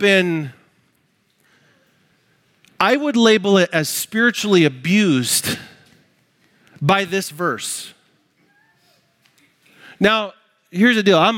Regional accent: United States; I'm American

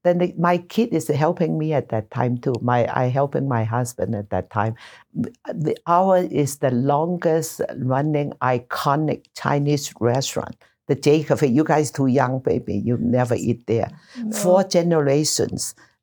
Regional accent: Nassau, New Providence, Bahamas; now in United States; I enjoy the weather because I'm from Nassau, Bahama. We always have hurricane and always, you know. So I was so happy there are no hurricane here.

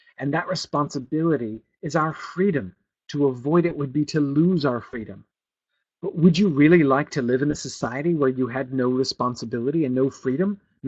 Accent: New England, United States; at least I consider myself from New England. I've lived here. I moved here when I was 10, and now I'm back again.

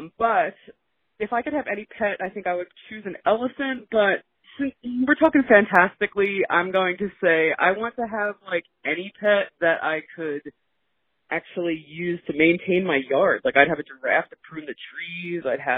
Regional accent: Gloucester, New Jersey, United States; I'm from Gloucester, New Jersey.

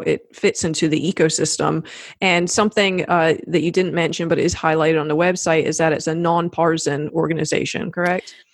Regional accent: South Carolina, United States; I grew up in South Carolina

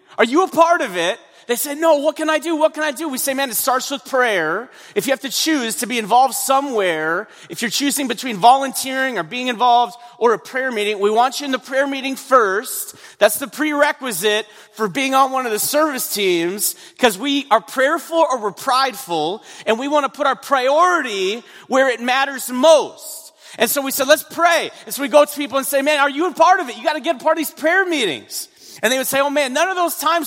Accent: North Dakota, United States; I'm from North Dakota. North Dakota

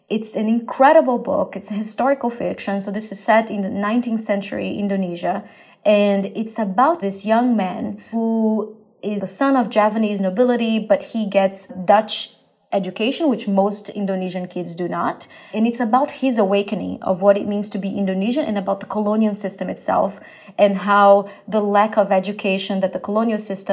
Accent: Brazil; moved away; growing up in Brazil

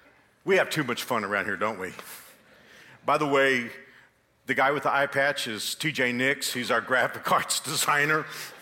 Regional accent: Texas, United States; moved away as an adult; now in Kansas, United States; When I moved here 35 years ago, I used to take a lot of abuse from Kansans because I came from Texas.

